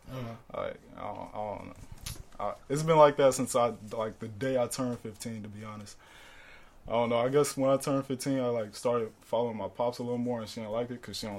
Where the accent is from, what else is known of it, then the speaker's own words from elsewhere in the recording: Ghana; also born or lived in Austria; Nah, it's in Europe next to Germany. And, then we moved back to Ghana, and then